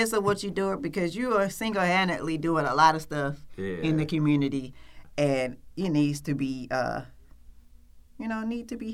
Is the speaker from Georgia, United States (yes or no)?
yes; Atlanta, Georgia, United States; I grew up in Adamsville